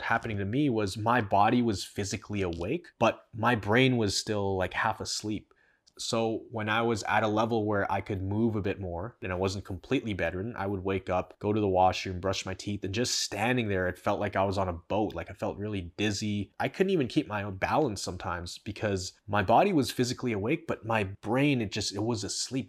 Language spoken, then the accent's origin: English; Canada; I'm from Canada